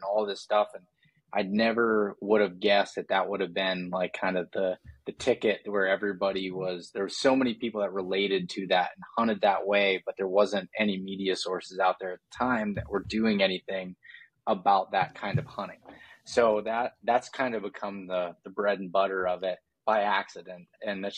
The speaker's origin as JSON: {"language": "English", "region": "Pennsylvania", "country": "United States", "tie": "born or raised there", "said": "I'm from Pennsylvania and grew up hunting whitetails in just kind of the middle of nowhere in the state"}